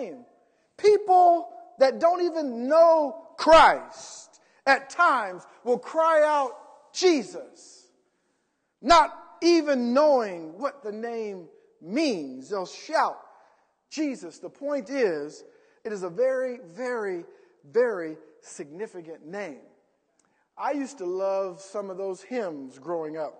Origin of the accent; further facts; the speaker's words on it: Columbus, Ohio, United States; now in Indiana, United States; growing up back in Columbus